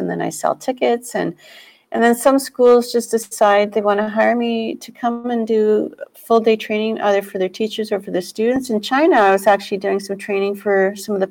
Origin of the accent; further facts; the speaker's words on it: Toronto, Ontario, Canada; We're all from Toronto